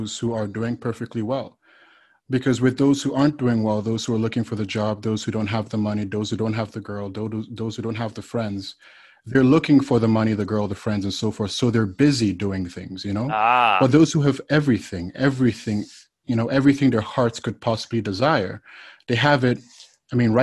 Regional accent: Nigeria; moved away as an adult; now in United States; I'm originally from Nigeria, West Africa, and I moved to the United States when I was about 19 years old

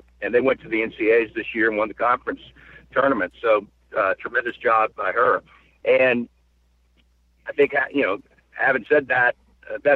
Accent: Florida, United States; now in Maine, United States; I was born and raised in Florida

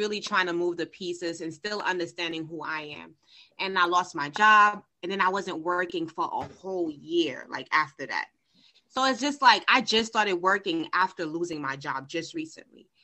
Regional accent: Haiti; I'm from Haiti

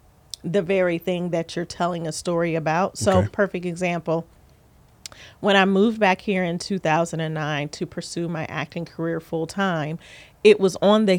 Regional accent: Columbus, Ohio, United States; also born or lived in California; And I say back to because although I was born in Ohio, I was raised between Ohio and California, literally back and forth.

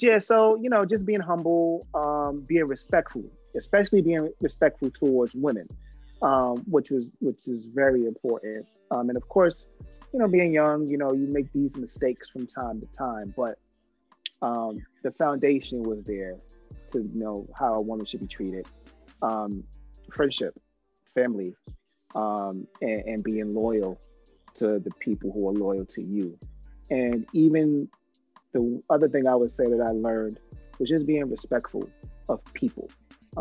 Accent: New York City, New York, United States; now in Atlanta, United States; growing up in the Soundview section of the Bronx

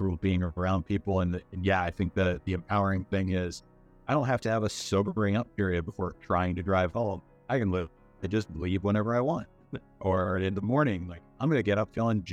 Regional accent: Spotsylvania, Virginia, United States; moved away; I grew up in Spotsylvania in Virginia

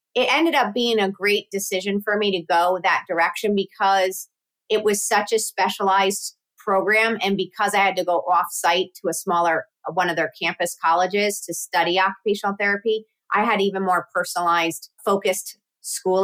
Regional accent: Connecticut, United States; also born or lived in Syracuse; I grew up in Connecticut

